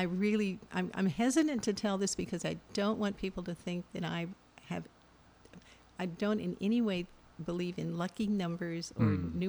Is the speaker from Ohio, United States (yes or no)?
no; Missouri, United States; moved away; I'm from Missouri.